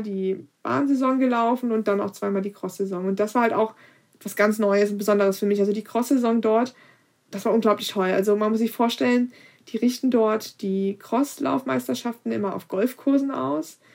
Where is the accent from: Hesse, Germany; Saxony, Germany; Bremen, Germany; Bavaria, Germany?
Hesse, Germany; Kassel; bei uns in Kassel